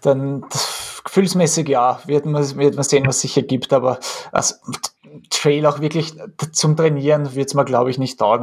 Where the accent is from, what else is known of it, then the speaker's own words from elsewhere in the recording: Austria; was man halt als Österreicher ja ein bisschen ein gebrankmarktes Kind ist